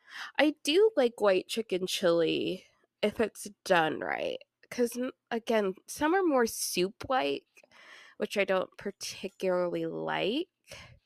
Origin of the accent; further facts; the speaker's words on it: Kansas, United States; And then I'm also from Kansas, so we eat cinnamon rolls with our chili.